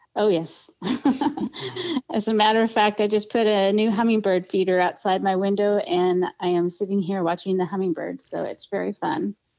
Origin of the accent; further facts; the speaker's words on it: Edmonds, Washington, United States; also born or lived in Seattle, Washington / Portland, Oregon / Stanwood, Washington; I was born in Seattle, Washington, and I was raised about 20 miles north of Seattle in a town called Edmonds